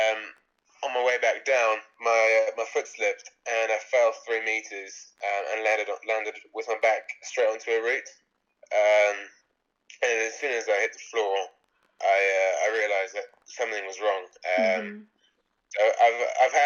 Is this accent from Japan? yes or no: no; the Midlands, England, United Kingdom; also born or lived in Johannesburg, South Africa / Stratford / Bristol; I'm South African. I was born in Johannesburg and we moved over to England when I was 2 years old. I grew up in the Midlands in the UK